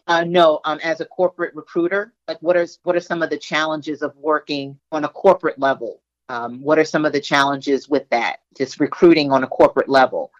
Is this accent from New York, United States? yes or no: yes; New York, United States; I'm from Brooklyn, the other borough in New York